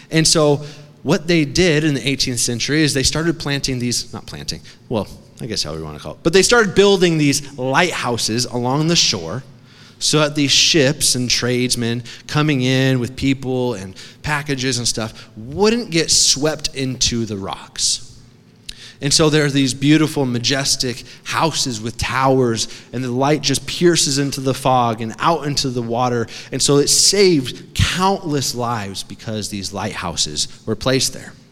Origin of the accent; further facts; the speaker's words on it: Connecticut, United States; also born or lived in Massachusetts / New York; Now, I grew up on the East Coast. It's cold water over there. I grew up in Connecticut, Massachusetts, New York.